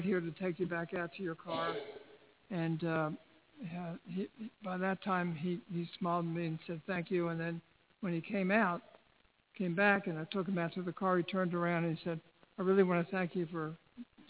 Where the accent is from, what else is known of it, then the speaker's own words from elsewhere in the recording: Baltimore, Maryland, United States; I'm from Baltimore